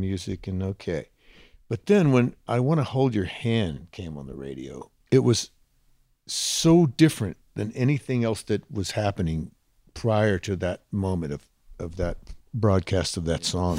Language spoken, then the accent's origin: English; Huntsville, Texas, United States; moved away; I was a kid growing up in Huntsville, Texas, seventy miles north of Houston, Texas